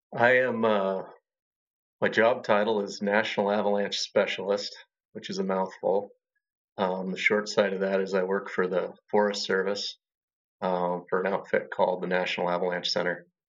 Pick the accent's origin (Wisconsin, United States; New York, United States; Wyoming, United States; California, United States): Wyoming, United States; Lander; moved away as an adult; also born or lived in Washington / Montana; now in Bellingham, United States; I grew up in Wyoming and we hunted a lot